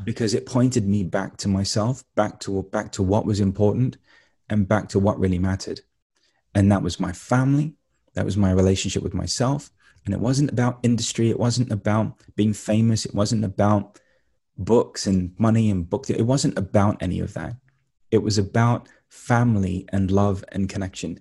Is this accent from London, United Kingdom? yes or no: yes; London, United Kingdom; moved away; I grew up in East London